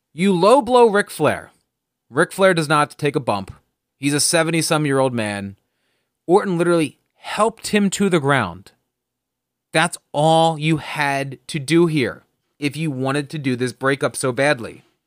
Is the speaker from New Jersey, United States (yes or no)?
yes; New Jersey, United States; I'm from New Jersey